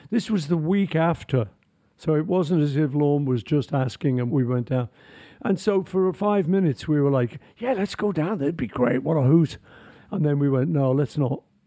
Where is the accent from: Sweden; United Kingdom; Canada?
United Kingdom; Liverpool, North West England; I'm from Liverpool